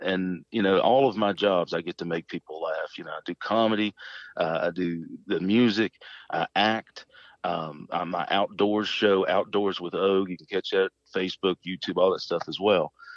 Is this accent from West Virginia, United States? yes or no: yes; Shady Spring, West Virginia, United States; also born or lived in Clendenin, West Virginia; I grew up in Shady Spring near Beckwith